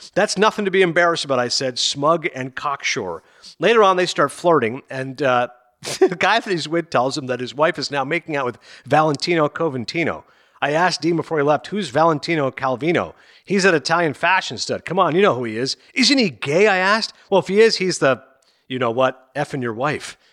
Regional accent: Kingston, Ontario, Canada; I grew up in Kingston, Ontario.

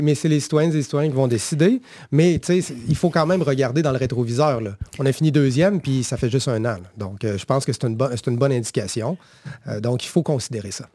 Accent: Quebec, Canada; nous, en tant que Québécois et Québécoises

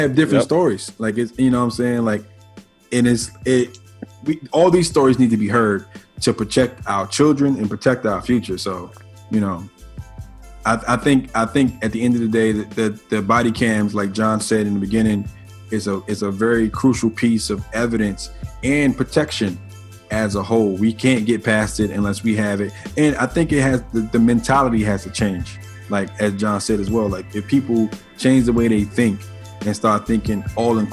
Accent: Washington, District of Columbia, United States; I grew up in Southeast Anacostia

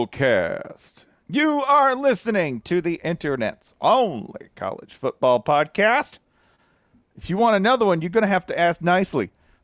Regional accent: United States; I'm an American.

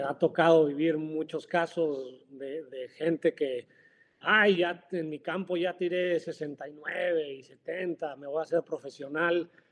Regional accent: Mexico; also born or lived in Florida, United States; nosotros como mexicanos

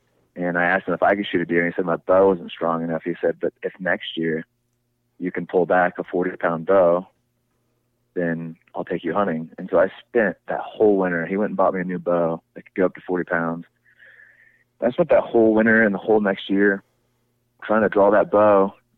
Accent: Iowa, United States; I'm from Iowa.

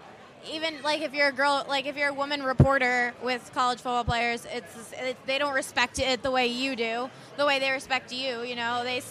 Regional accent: East Coast, United States; And, I mean, I'm from the East Coast. Been to Florida a lot.

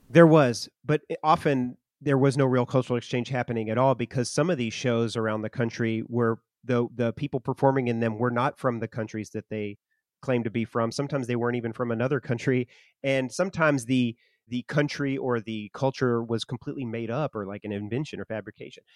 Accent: Arkansas, United States; my hometown in Arkansas

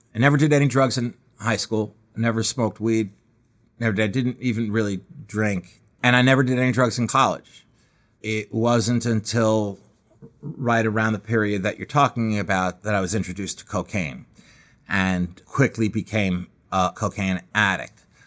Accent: Scarsdale, New York, United States; also born or lived in Manhattan, New York; I was born in Manhattan and lived there until I was eight years old when my family moved to Scarsdale, about thirty, forty minutes outside of Manhattan

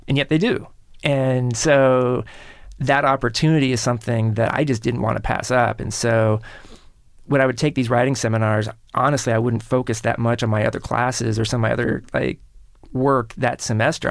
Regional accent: Kansas City, United States; Kansas City, where I grew up

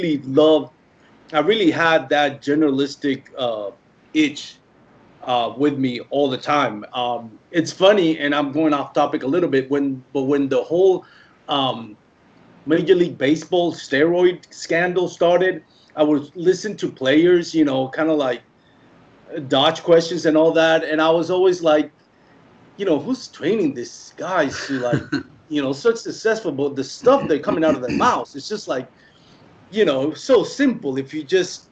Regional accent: Puerto Rico; English is a second language; moved away as an adult; now in Dallas-Fort Worth, United States; I'm originally born and raised in Puerto Rico

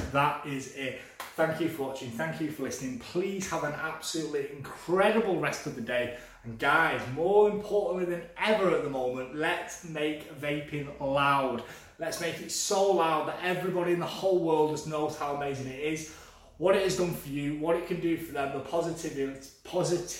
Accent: England, United Kingdom; I am English, I can read English

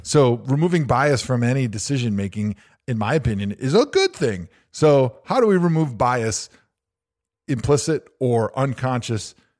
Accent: Wisconsin, United States; I grew up in Wisconsin

